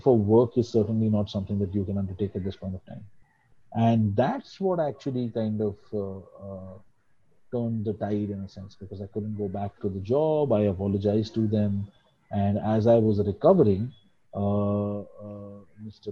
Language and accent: English; Mumbai, Maharashtra, India; also born or lived in Delhi; I'm uh, uh, pretty much a Bombay boy. Uh, I was uh, born in Delhi because my grandparents were there, so that was it. But I've always lived in Bombay.